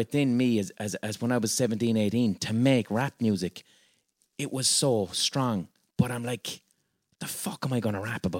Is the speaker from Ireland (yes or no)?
yes; Limerick, Munster, Ireland; It would have been very embarrassing for me from Limerick to try and rap like I'm from the Bronx.